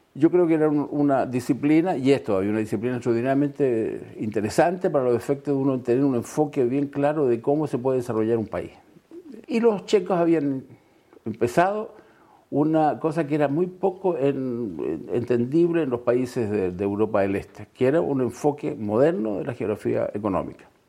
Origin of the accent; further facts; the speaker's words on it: Sewell, O'Higgins, Chile; also born or lived in Santiago, Chile; yo nací efectivamente en el Teniente, ah, para decir en Subel